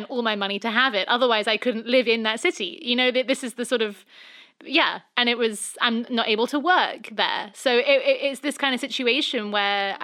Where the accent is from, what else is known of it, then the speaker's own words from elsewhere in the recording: England, United Kingdom; moved away as an adult; now in Los Angeles, United States; I'm obviously, being English